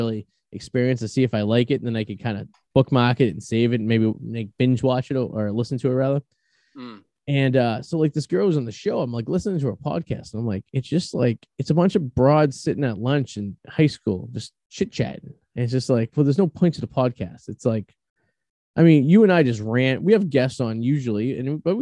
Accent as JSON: {"language": "English", "town": "Boston", "region": "Massachusetts", "country": "United States", "accent": "Bostonian", "said": "my Bostonian charm and my accent and my persona"}